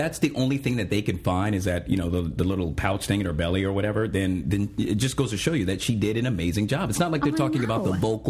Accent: Dale City, Virginia, United States; Right outside of D.C. Dale City, Virginia.

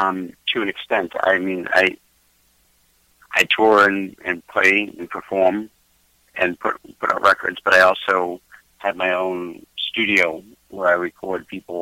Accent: just outside of Boston, Massachusetts, United States; moved away as an adult; now in Southern California, United States; I grew up in just outside of Boston.

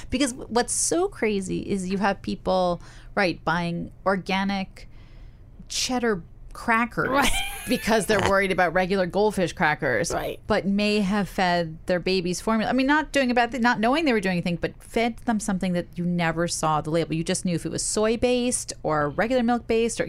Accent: New York City, New York, United States; I grew up in Park Slope

